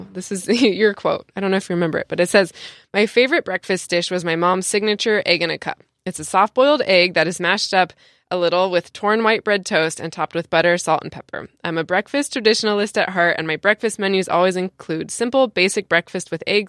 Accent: San Diego, California, United States; I did, yeah. Oh, cool. I'm from San Diego

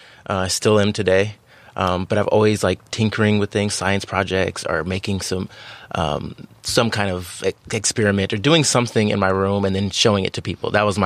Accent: San Diego, California, United States; I'm from beautiful San Diego, California, and I couldn't ask for a better place to be raised.

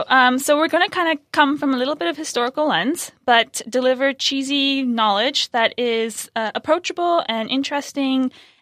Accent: California, United States; We're talking about California, because we're from California, Venissimo's from California

